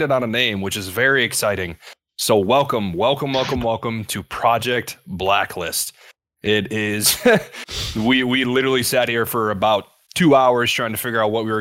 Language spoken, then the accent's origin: English; Eastpointe, Michigan, United States; I grew up in Metro Detroit, grew up in East Point, which is a couple miles from Detroit